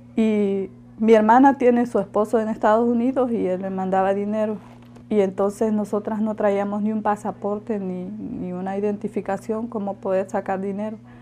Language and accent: Spanish; La Ceiba, Atlántida, Honduras; moved away as an adult; now in Mexico; Soy de Honduras